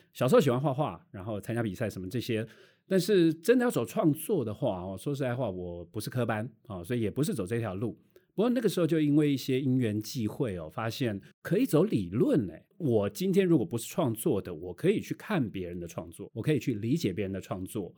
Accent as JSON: {"language": "Chinese", "country": "Taiwan", "said": "我们台湾人"}